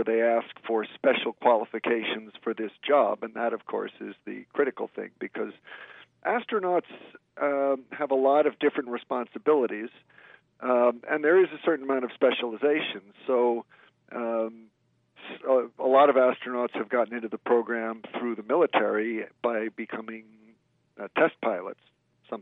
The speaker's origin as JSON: {"language": "English", "region": "New York area", "country": "United States", "tie": "born or raised there", "said": "I grew up in the New York area"}